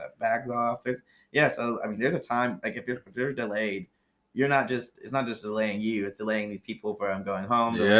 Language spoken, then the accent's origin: English; Columbus, Ohio, United States; I'm from Columbus, Ohio.